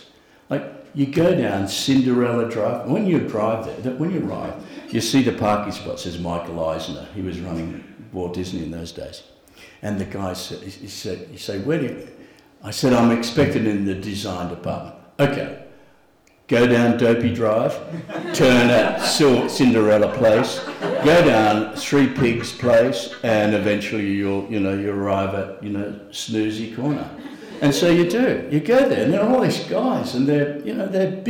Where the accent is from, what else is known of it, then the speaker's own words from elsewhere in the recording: Australia; as an Australian artist